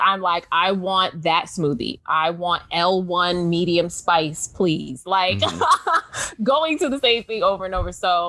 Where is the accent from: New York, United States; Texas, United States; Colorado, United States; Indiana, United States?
New York, United States; New York City; I grew up in New York City